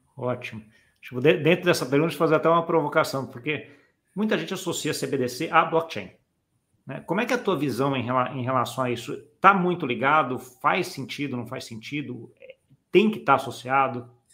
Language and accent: Portuguese; Brazil; como brasileiro